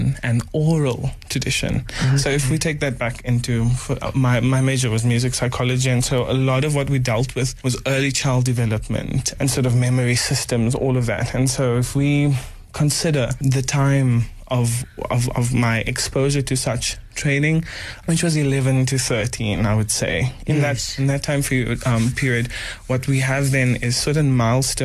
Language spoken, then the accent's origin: English; Johannesburg, Gauteng, South Africa; also born or lived in Florida, Roodepoort / Bosmont; I'm from Johannesburg. I'm born and bred from Florida, and I spent my formative years in Bosmont